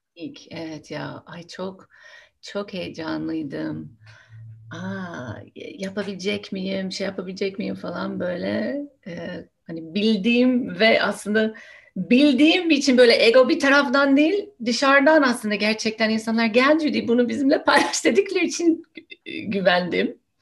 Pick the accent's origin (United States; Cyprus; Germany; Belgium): United States; first language English; Turkish is a second language; moved away as an adult; now in Turkey; aslında Amerika'da doğdum, büyüdüm. Ana dilim İngilizce. Şimdi burada Türkiye'de yaşıyorum